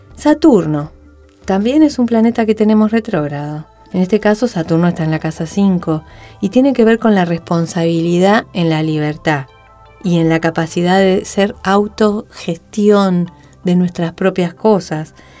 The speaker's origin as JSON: {"language": "Spanish", "country": "Argentina", "said": "nosotros, los argentinos, los que vivimos acá."}